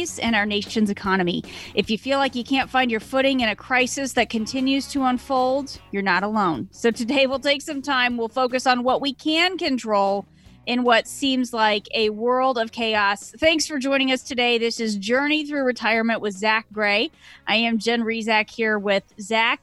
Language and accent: English; Kansas, United States; moved away; my hometown where I grew up in Kansas